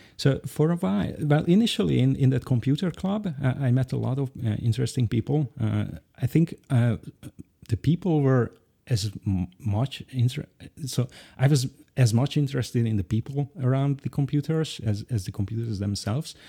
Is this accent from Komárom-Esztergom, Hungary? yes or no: no; Budapest, Hungary; English is a second language; I've lived here in Budapest most of my life in Hungary